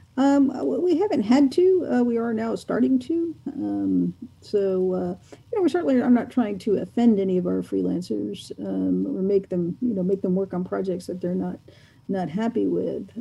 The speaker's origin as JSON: {"language": "English", "region": "New York", "country": "United States", "said": "I'm from New York"}